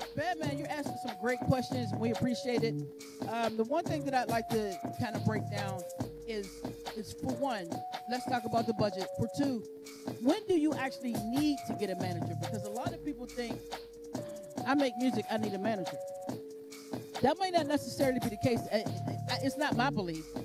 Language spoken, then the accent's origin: English; Pittsburgh, Pennsylvania, United States; we're from Pittsburgh and we're underground artists.